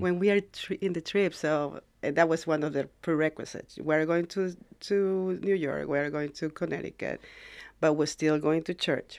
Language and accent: English; Ecuador; now in United States; I'm from Ecuador. I came to the United States, like, uh, maybe twenty, thirty years ago